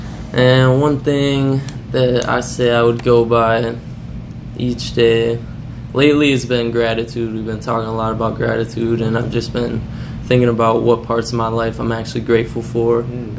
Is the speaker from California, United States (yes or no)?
no; Minnesota, United States; moved away; we moved down here. Like, down here is, like, a new world to us, because we're all from Minnesota.